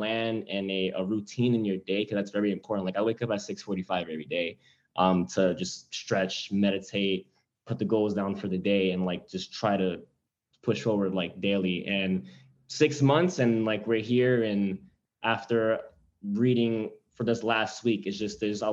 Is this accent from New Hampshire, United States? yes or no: no; New York, United States; moved away as an adult; now in New Jersey, United States; I'm from New York, I'm 24, I'm engaged, just had a second kid, live on my own in New Jersey